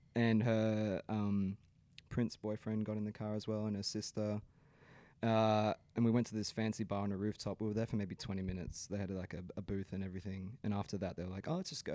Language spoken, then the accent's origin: English; Brisbane, Queensland, Australia; I grew up in the Brisbane scene